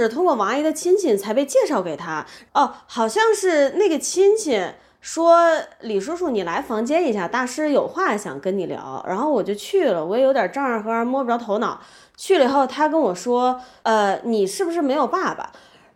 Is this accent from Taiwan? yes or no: no; Beijing, China; moved away; 我们学校旁边刚好有一个教堂哎。是北京很有名的一个天主教堂